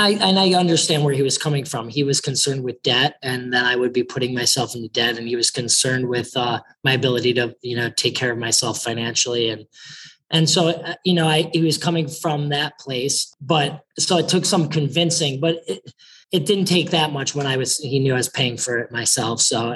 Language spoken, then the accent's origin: English; Chicago, Illinois, United States; I've lived in many places throughout the country, but I say I grew up in Chicago because that's where I went to junior high and high school.